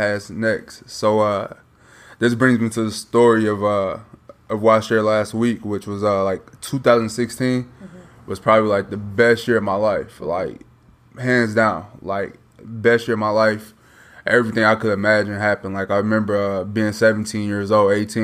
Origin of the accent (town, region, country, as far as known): Minnesota, United States; born or raised there; moved away as an adult; also born or lived in Chicago, Illinois; now in Little Rock, United States